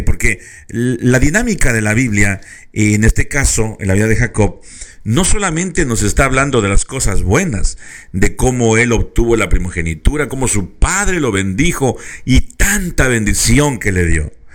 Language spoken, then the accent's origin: Spanish; Mexico; now in California, United States; muchos mexicanos eh, hemos tomado lugar otra vez de California